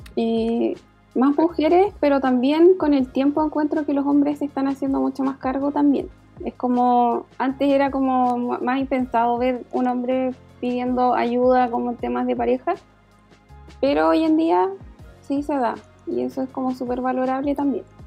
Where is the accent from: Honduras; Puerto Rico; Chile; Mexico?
Chile; Valdivia, Los Ríos; moved away as an adult; now in Santiago, Chile; soy de Valdivia, del sur, eh, vivo acá en Santiago hace unos años